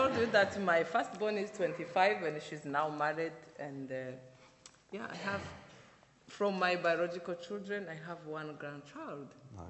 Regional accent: Rwanda; I'm from Rwanda.

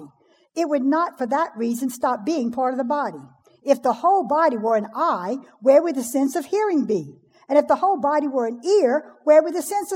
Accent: Cajun, Louisiana, United States; I'm a Cajun.

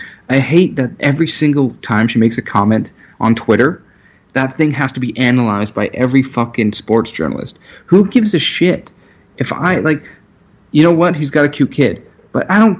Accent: Pefferlaw, Ontario, Canada; I'm just from Pefferlot

